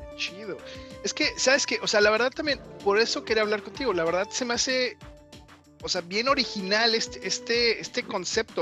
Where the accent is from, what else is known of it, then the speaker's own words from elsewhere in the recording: Mexico; somos mexicanos